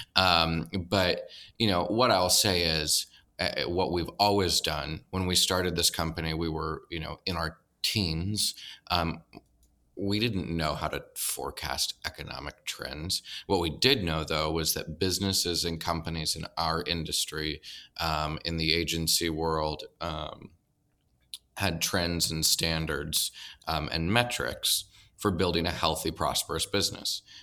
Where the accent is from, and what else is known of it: Nebraska, United States; moved away as an adult; also born or lived in North Carolina